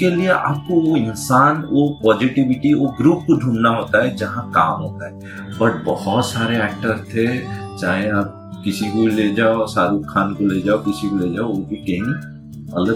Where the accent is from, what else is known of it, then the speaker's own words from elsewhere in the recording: Puri, Odisha, India; born there; बचपन में उड़ीसा का पूरी जो जगन्नाथ की